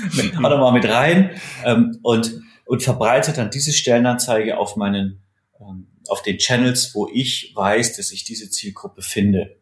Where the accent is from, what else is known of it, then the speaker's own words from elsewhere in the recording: Erlangen, Bavaria, Germany; meine Heimatstadt Erlangen